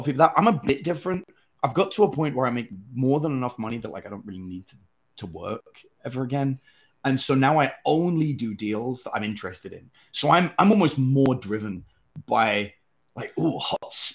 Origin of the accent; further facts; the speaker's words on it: England, United Kingdom; now in United States; As an English person